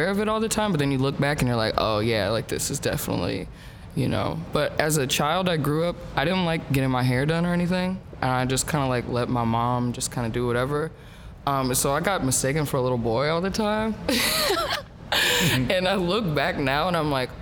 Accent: Minneapolis, Minnesota, United States; I grew up in Minneapolis, Southside

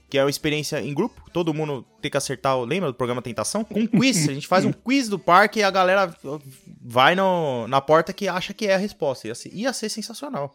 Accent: São Paulo, Brazil; eu sou de São Paulo

